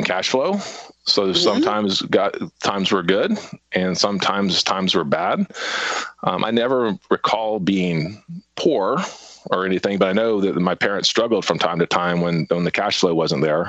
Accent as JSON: {"language": "English", "town": "Charleston", "region": "South Carolina", "country": "United States", "tie": "born or raised there", "said": "But I grew up on James Island and born and raised on James Island, married a James Island girl, and still live on James Island."}